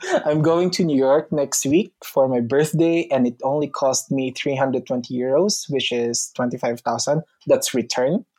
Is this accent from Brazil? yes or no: no; Philippines; moved away as an adult; now in Italy; I'm a Filipino